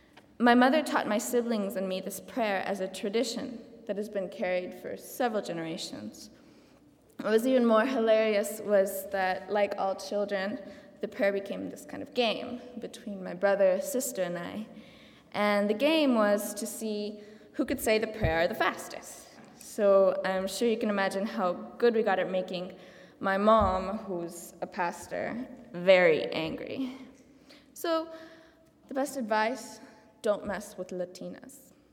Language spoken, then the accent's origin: English; Santa Cruz de la Sierra, Santa Cruz, Bolivia; moved away; In Santa Cruz, Bolivia, which is my hometown, the church I went to was a small Mennonite church